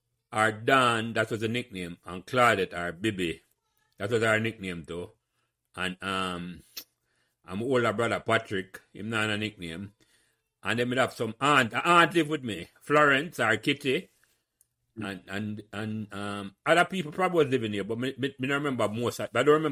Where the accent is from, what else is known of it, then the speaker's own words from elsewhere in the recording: Kingston, Jamaica; also born or lived in Raytown; When I came to Pembroke Hall, I moved from Raytown. I was 2 years, I don't think I was reached 2 yet. Right, I was 2 years old at the time.